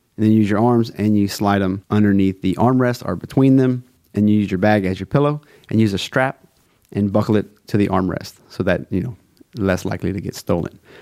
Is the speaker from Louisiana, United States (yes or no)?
yes; South Louisiana, United States; I'm from South Louisiana, A K A Cajun Country. I am a Cajun.